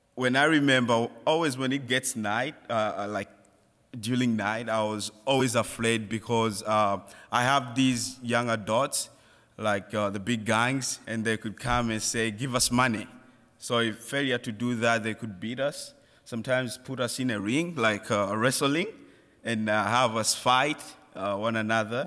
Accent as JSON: {"language": "English", "country": "Malawi", "moved": "yes", "said": "I'm from Malawi."}